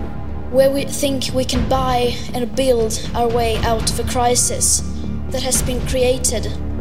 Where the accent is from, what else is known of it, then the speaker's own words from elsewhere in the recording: Sweden; I'm 16 years old. I come from Sweden